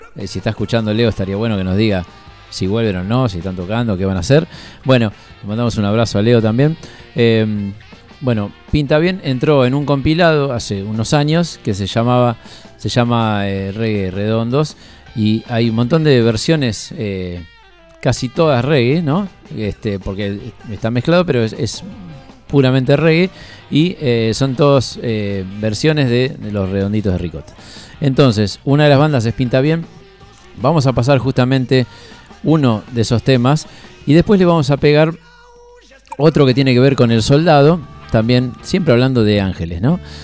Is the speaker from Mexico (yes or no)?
no; Aldo Bonzi, Buenos Aires Province, Argentina; yo soy del oeste, yo soy de Aldo Bonzi, sigo viviendo en la misma casa eh, desde que tengo uso de razón